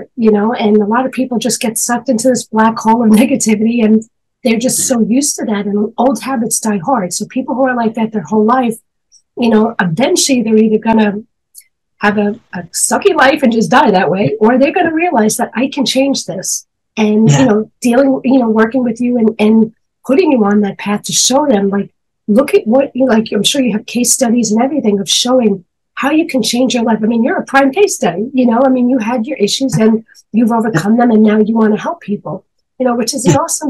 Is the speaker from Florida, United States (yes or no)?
no; New York, United States; I'm from New York. So we're in a city